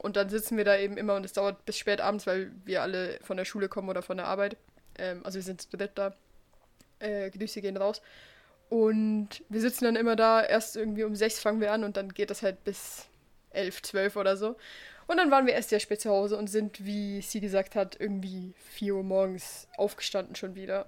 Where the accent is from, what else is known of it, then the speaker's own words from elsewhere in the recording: Switzerland; bei uns in der Schweiz